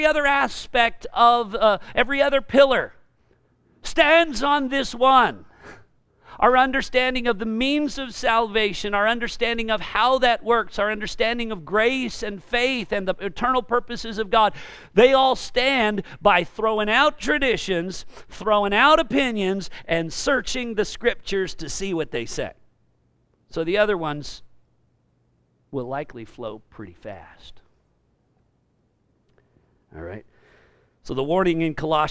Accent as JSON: {"language": "English", "region": "California", "country": "United States", "said": "I'm also from California"}